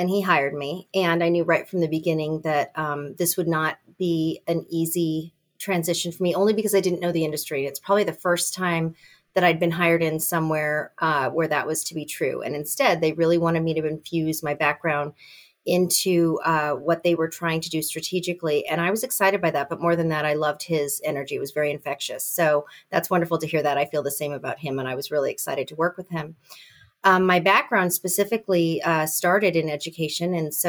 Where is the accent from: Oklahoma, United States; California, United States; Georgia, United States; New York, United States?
California, United States; now in Indiana, United States; I came from California and then ended up in Indiana, and I taught at IU as an adjunct for a long time.